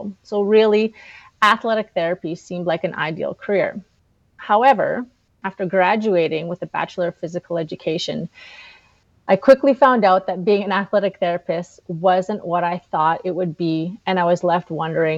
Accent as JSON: {"language": "English", "town": "Flin Flon", "region": "Manitoba", "country": "Canada", "tie": "born or raised there", "also_born_or_lived": "Winnipeg", "moved": "as an adult", "said": "I was born and raised in Flin Flon, Manitoba"}